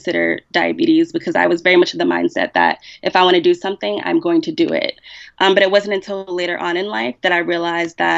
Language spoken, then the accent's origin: English; United States; I'm Black American